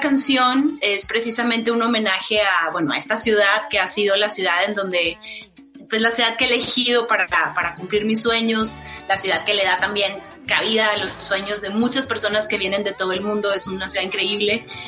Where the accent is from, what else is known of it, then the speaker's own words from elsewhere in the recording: Monterrey, Nuevo León, Mexico; first language Spanish; moved away as an adult; now in New York, United States; yo soy de México, soy de la ciudad de Monterrey, en el norte de México